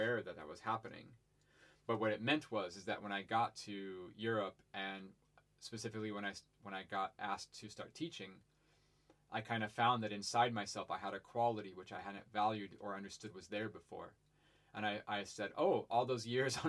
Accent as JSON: {"language": "English", "region": "Ohio", "country": "United States", "tie": "born or raised there", "moved": "yes", "said": "I grew up in Ohio on a farm"}